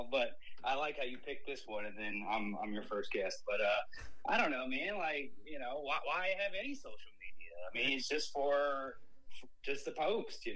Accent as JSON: {"language": "English", "town": "Chesapeake", "region": "Virginia", "country": "United States", "moved": "yes", "said": "I'm from Chesapeake. But when everyone's like, \"Where's that at?\" I'm like, \"Virginia Beach.\""}